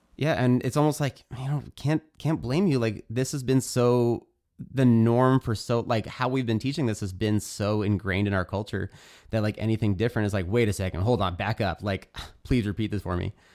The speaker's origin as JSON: {"language": "English", "country": "United States", "tie": "born or raised there", "also_born_or_lived": "California", "said": "growing up in America"}